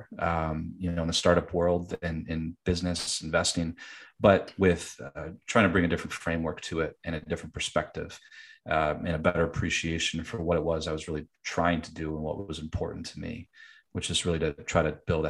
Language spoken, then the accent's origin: English; Michigan, United States; moved away as an adult; also born or lived in California; Born and raised in Michigan